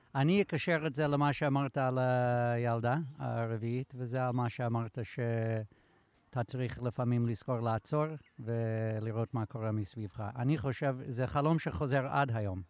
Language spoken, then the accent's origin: Hebrew; United States; now in Israel; אני אמריקאי